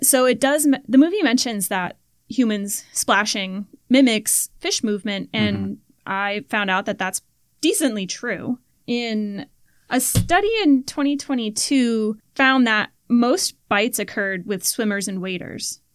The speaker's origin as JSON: {"language": "English", "region": "Florida", "country": "United States", "tie": "born or raised there", "said": "growing up in Florida, oh you had these freshwater environments"}